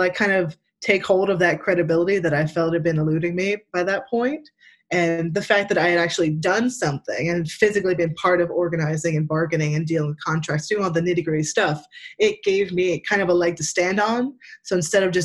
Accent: Pine Barrens, New Jersey, United States; moved away as an adult; also born or lived in Brooklyn, New York; now in Philadelphia, United States; I'm from the Pine Barrens

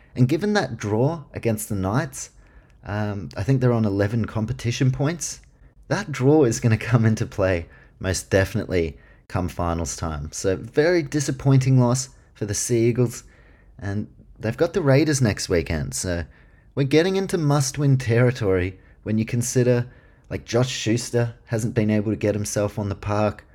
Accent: Queensland, Australia; I'm a Queenslander

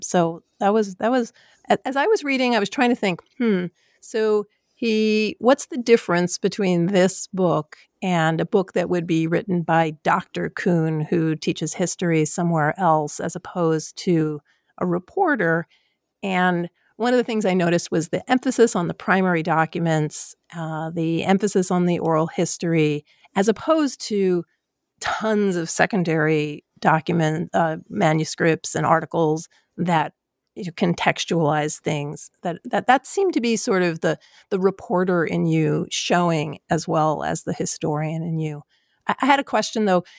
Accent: New York City, New York, United States; I'm from Queens. I worked in the World Trade Center in the eighties

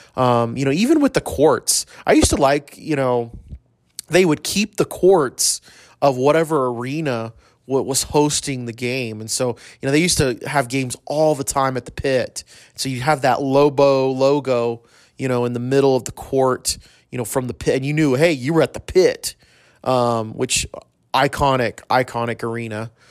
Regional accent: El Paso, Texas, United States; I grew up in El Paso.

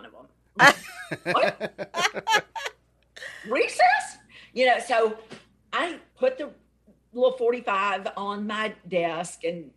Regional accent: Alexandria, Louisiana, United States; I grew up in Alexandria, and I was in Horseshoe Drive Elementary.

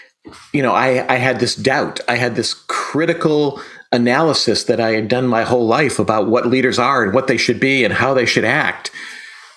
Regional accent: western Massachusetts, United States; I grew up here in Massachusetts

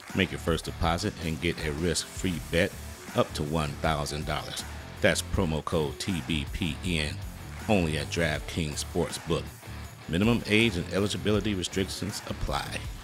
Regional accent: Detroit, Michigan, United States; My hometown, Detroit, Michigan.

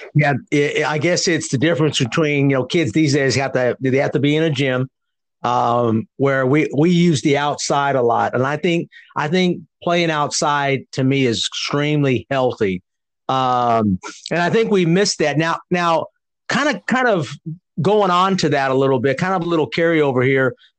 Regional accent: California, United States; I grew up in California

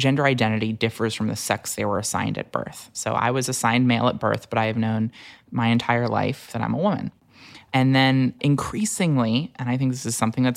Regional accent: Wilmington, Delaware, United States; I grew up in Wilmington, Delaware

